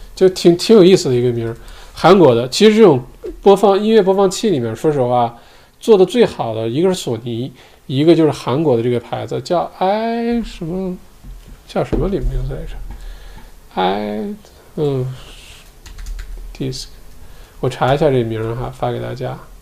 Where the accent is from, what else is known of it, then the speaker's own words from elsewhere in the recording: China; now in Australia; 我们中国人